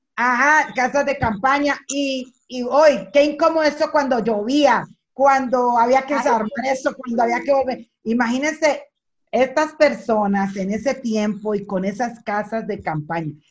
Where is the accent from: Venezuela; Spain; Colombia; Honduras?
Colombia; moved away as an adult; now in Dominican Republic; yo soy colombiana